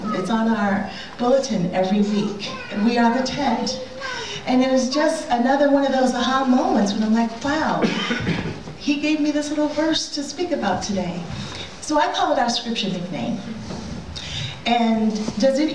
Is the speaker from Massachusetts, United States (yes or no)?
yes; Massachusetts, United States; also born or lived in Rhode Island; I'm from Massachusetts